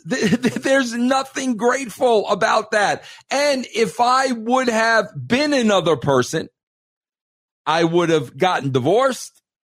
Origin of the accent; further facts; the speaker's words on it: New York, United States; Being a New Yorker, coming from that part of the world